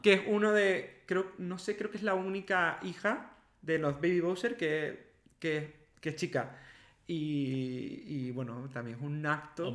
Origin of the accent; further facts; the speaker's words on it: La Palma, Canary Islands, Spain; moved away; cuando vivía en La Palma, de pequeño en Canarias